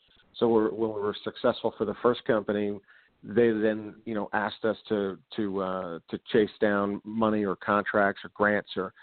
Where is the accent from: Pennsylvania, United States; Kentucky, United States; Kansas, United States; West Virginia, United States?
Pennsylvania, United States; Pittsburgh; I'm from Pittsburgh